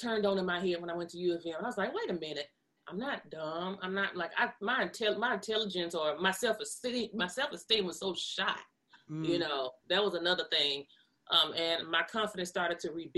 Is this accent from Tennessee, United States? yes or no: yes; Memphis, Tennessee, United States; I just had a regular childhood growing up in Memphis in the 90s, going to Cromwell, going to Wooddale.